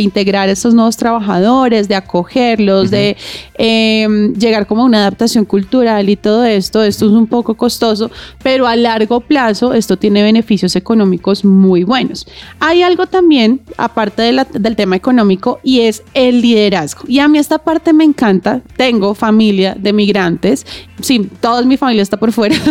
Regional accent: Colombia; cuando nosotros como colombianos

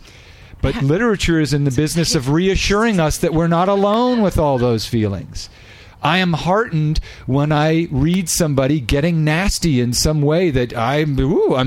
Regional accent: Northern California, United States; We grew up in Northern California.

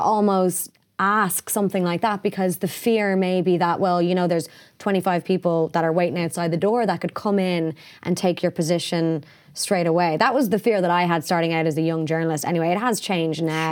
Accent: Ireland; being Irish

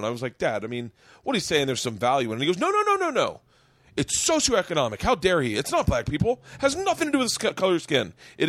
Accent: Tampa, Florida, United States; growing up in Tampa

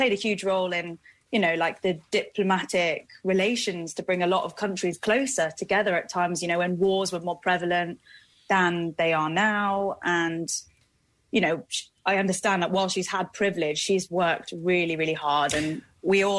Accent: United Kingdom; being British

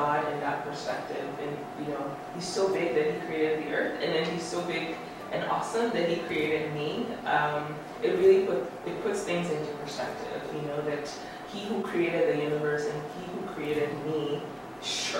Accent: United States; now in Rome, Italy; I'm from the U.S.

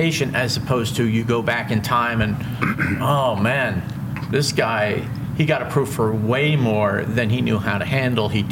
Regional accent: Cherry Hill, New Jersey, United States; I grew up in Cherry Hill, New Jersey

